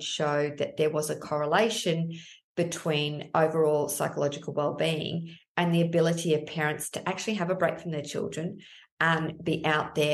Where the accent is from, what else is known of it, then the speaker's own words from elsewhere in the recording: Melbourne, Victoria, Australia; I'm from Melbourne